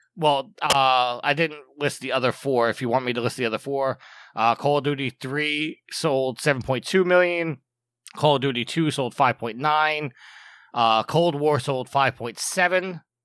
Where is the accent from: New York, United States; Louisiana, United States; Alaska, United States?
New York, United States; as a New Yorker, um, I was not in the city when it happened, but I got very homesick and came back to New York